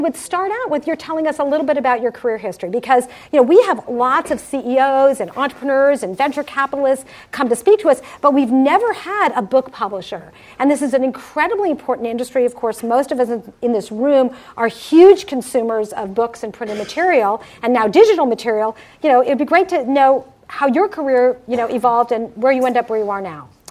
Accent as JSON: {"language": "English", "town": "Summit", "region": "New Jersey", "country": "United States", "tie": "born or raised there", "also_born_or_lived": "Cherry Hill, New Jersey", "moved": "yes", "said": "I grew up in Summit, New Jersey."}